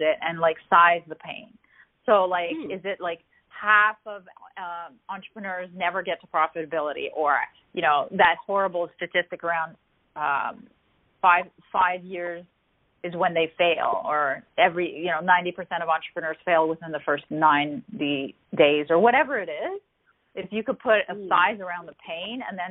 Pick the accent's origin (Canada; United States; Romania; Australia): Canada; I'm Canadian